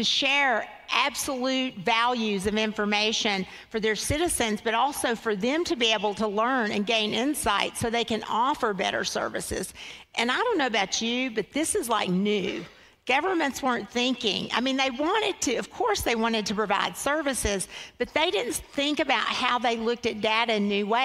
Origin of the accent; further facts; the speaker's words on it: Kentucky, United States; I'm a farm girl. I was raised in Kentucky